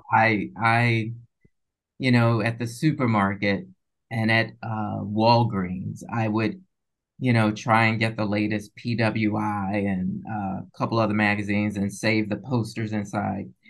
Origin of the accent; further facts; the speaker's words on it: Chicago, Illinois, United States; moved away as an adult; also born or lived in Minnesota / Syracuse; originally from Chicago, I went to, yeah, so I went to undergrad in Minnesota